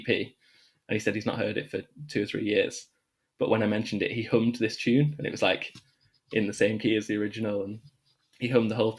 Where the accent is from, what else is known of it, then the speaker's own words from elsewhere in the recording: Manchester, North West England, United Kingdom; moved away as an adult; also born or lived in Birmingham; we're both from the same part of North Manchester